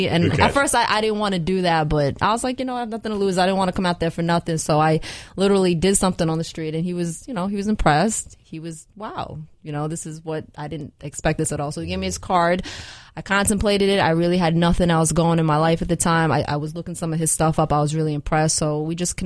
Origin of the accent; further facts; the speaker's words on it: New York City, New York, United States; also born or lived in Seoul, South Korea; Came to Staten Island, New York when I was 4 months old, and I have never left that borough